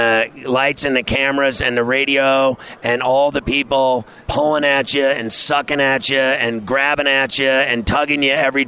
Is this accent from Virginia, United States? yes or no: no; New York City, New York, United States; my hometown in New York City